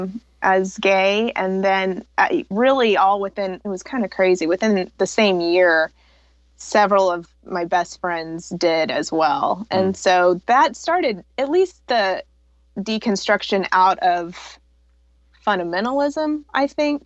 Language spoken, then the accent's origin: English; the Bible Belt, United States; I was raised fundamentalist Baptist in the Bible Belt